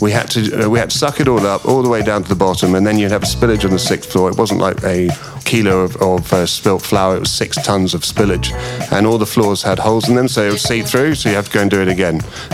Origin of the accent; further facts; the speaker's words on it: England, United Kingdom; I can be very English